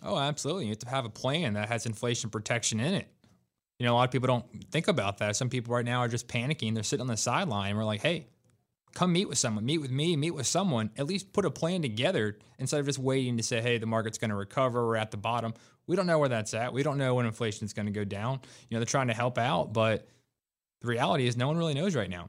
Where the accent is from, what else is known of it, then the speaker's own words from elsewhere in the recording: Raleigh, North Carolina, United States; I was born and raised in Raleigh. I've been here most of my life